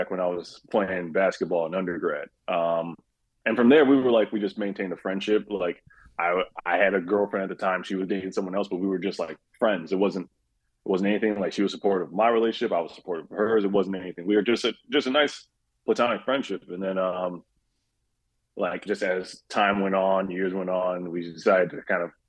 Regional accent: Kalamazoo, Michigan, United States; moved away as an adult; also born or lived in Grand Rapids, Michigan; I'm from Kalamazoo, Michigan, but I was living in Grand Rapids before we moved here

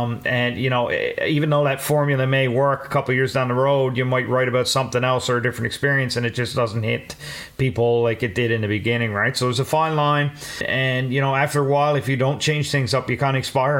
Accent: Newfoundland and Labrador, Canada; coming from a small town in Newfoundland

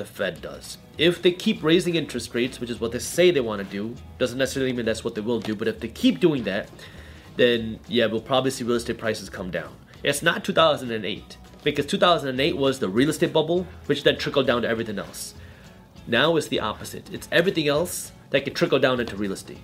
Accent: Michigan, United States; English is a second language; I was born in America. I was born in Michigan

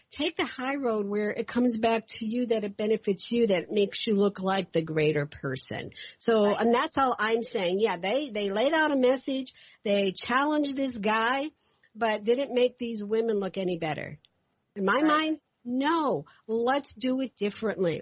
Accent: Louisville, Kentucky, United States; moved away; also born or lived in Northeast United States; I'm from from Kentucky, Louisville, Kentucky. I spent a lot of my time in the Northeast

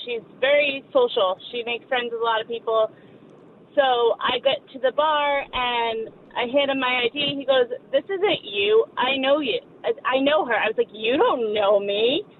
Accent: New York, United States; moved away; I grew up in New York. I used to go to the bars in Poughkeepsie.

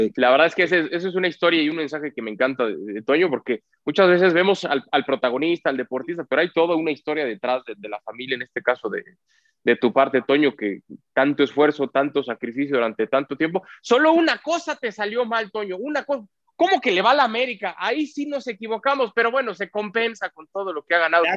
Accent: Mexico; cómo somos los mexicanos

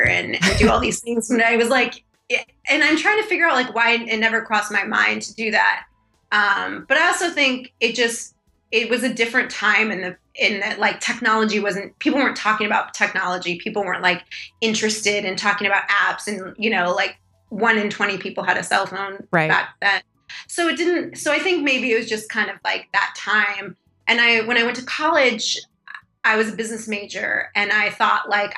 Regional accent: San Diego, California, United States; I grew up in San Diego

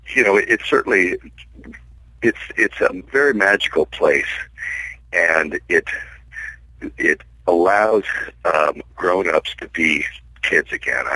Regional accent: Pullman, Washington, United States; also born or lived in Idaho; now in Southern California, United States; My, my actual hometown is Pullman, Washington

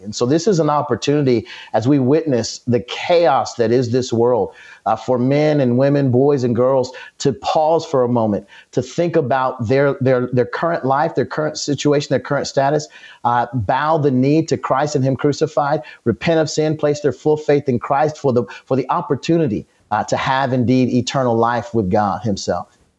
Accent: United States; all of us as Americans, as American citizens

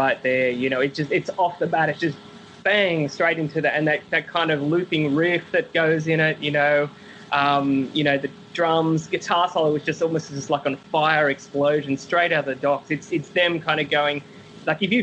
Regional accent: Sydney, New South Wales, Australia; I'm from Sydney

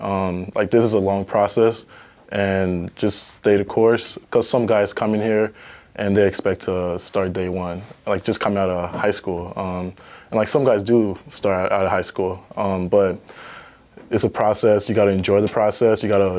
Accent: Liberia; also born or lived in Ghana; now in United States; So I was born in Ghana, and then I'm originally Liberian. I was born in Ghana, and then my family moved to Liberia, and then later on we moved to America.

